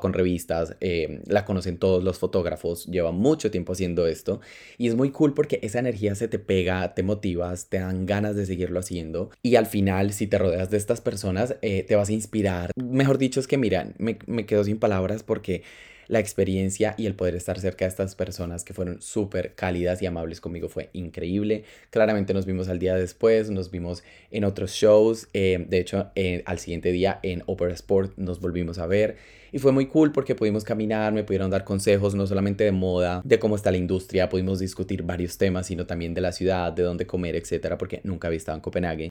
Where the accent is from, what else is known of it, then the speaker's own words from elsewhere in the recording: Colombia; first language Spanish; moved away as an adult; now in Spain; yo soy una persona que viene de Latinoamérica vengo de Colombia Vivo en España hace cuatro años